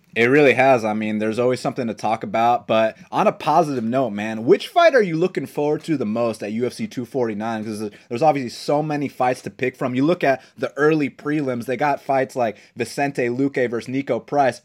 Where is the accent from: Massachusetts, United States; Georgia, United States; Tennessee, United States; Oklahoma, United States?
Georgia, United States; Atlanta; born and raised in Atlanta, Georgia, been here my whole life